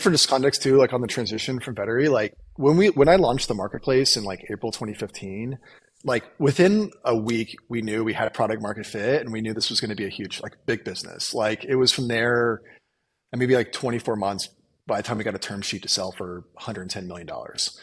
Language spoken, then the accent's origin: English; Illinois, United States; I grew up in the Midwest on a farm in Illinois